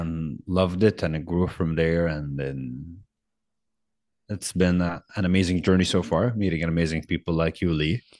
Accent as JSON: {"language": "English", "town": "Qatif", "region": "Eastern Province", "country": "Saudi Arabia", "said": "I'm from Saudi, from a city called Katif. That's the Epr, eastern province of the country"}